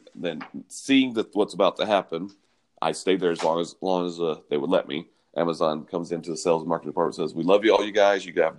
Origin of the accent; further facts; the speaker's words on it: the South, United States; Yeah, I'm born and raised in the South. And I'm not from Nashville